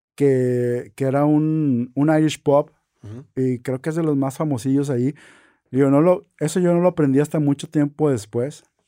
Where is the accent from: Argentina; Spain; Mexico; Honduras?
Mexico; northern Mexico; como norteños